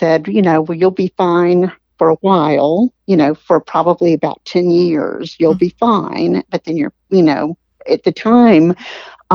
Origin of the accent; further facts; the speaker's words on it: outside of Atlanta, Georgia, United States; I'm a Georgia gal. I grew up outside of Atlanta